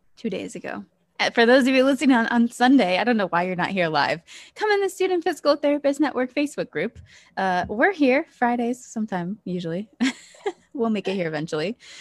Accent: Ohio, United States; moved away as an adult; also born or lived in Pennsylvania

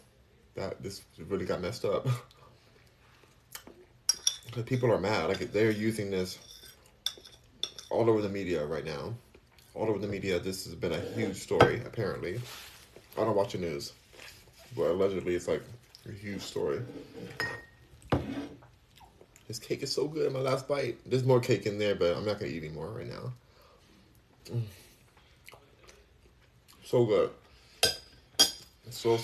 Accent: California, United States; moved away as an adult; now in Texas, United States; Even though I'm from California, I was born and raised there.

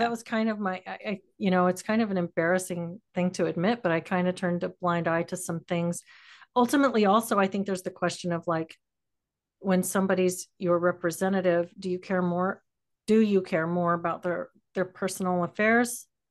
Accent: San Antonio, Texas, United States; I grew up in, uh, South Central Texas

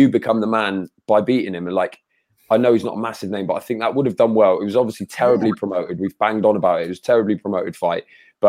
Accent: United Kingdom; speaking as a Brit

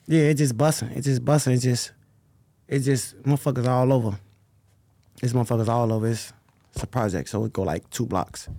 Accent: Chicago, Illinois, United States; I'm from, I grew up sixty-fourth, Kings Drive, Parkway. I've been there since I was, like, First grade.

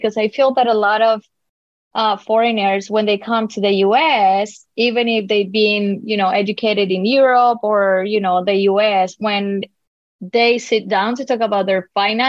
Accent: Colombia; first language Spanish; English is a second language; moved away as an adult; now in Miami, United States; Okay, so I was born and raised in Colombia. I moved to the U.S. about 22 years ago.

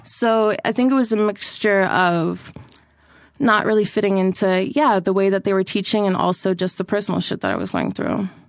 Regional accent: Toronto, Ontario, Canada; I'm born and raised in Toronto

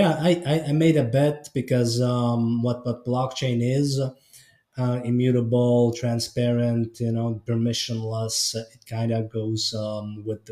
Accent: Estonia; I was born and raised in Estonia, so northern Eastern Europe.

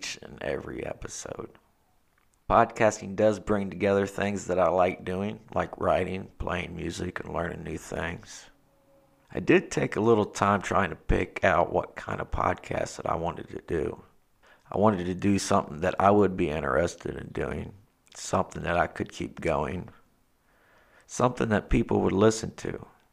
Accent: Ohio, United States; I am from Ohio

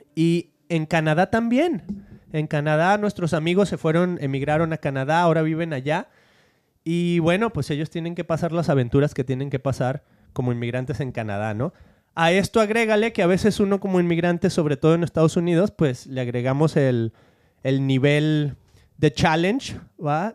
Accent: Argentina; now in United States; soy argentino.

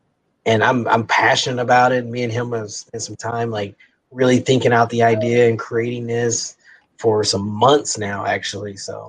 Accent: Kansas City, United States; We're both from Kansas City.

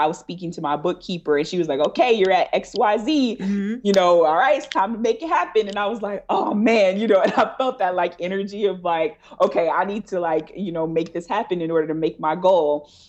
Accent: Detroit, Michigan, United States; also born or lived in Texas / Georgia; I grew up in Michigan is where I'm from. So I'm from Detroit, and I grew up in Michigan in different parts, in Texas and in Georgia.

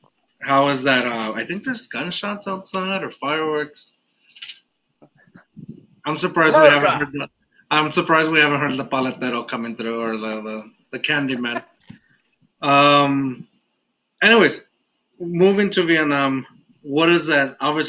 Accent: Mexico; accent: Mexican; I felt like I always try to get rid of my Mexican accent. And then it comes out more and more as that whiskey hits, the more of that accent comes out.

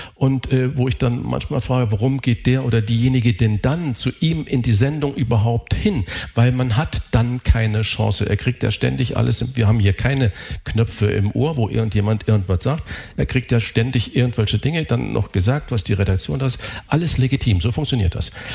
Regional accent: Saarland, Germany; ich bin Saarländer

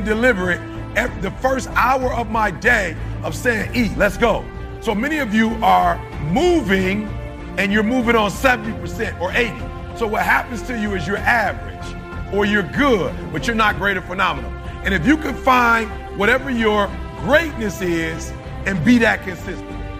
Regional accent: Detroit, Michigan, United States; I'm from Detroit

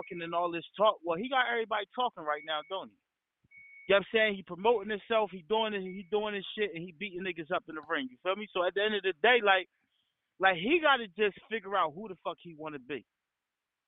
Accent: New Jersey, United States; I'm from Jersey

